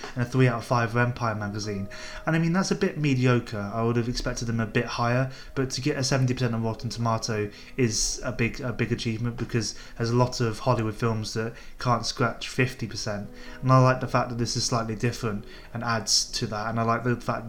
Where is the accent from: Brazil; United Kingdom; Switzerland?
United Kingdom; as a British film goer